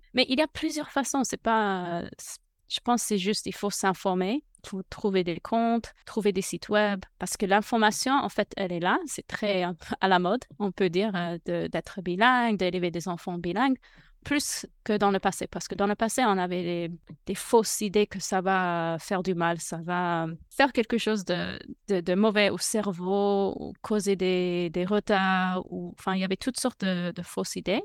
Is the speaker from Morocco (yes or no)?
no; United States; French is a second language; je suis américaine.